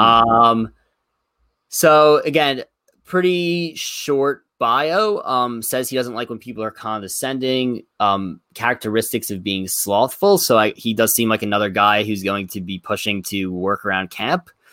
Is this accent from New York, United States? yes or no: yes; Plainview, New York, United States; current residence in my hometown, Plainview, New York